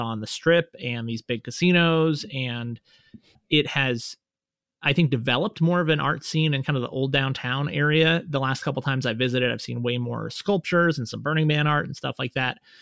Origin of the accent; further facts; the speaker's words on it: Reno, Nevada, United States; also born or lived in Las Vegas; I lived in Reno, I grew up here in Reno, and then I moved to Las Vegas when I went to college